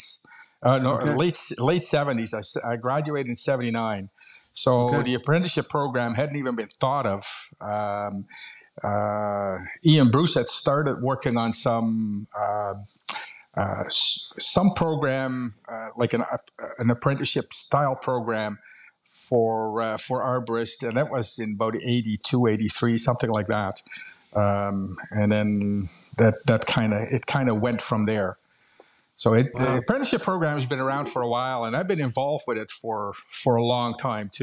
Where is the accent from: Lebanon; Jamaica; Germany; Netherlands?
Netherlands; moved away as an adult; now in Canada; I'm originally from Holland.